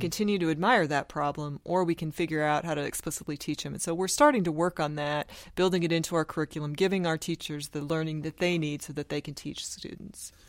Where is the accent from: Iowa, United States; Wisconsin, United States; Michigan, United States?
Iowa, United States; Sioux City; moved away as an adult; also born or lived in Houston, Texas / South Dakota; I grew up in Sioux City, Iowa, which is the corner of Iowa, Nebraska, and South Dakota.